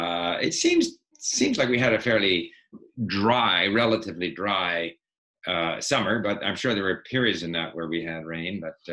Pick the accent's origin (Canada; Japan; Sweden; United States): Sweden; born there; So I was born in Sweden.